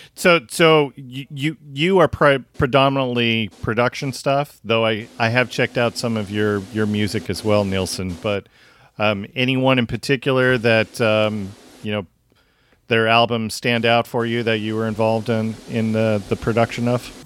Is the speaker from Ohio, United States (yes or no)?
no; Tacoma, Washington, United States; Wayne and I grew up in Tacoma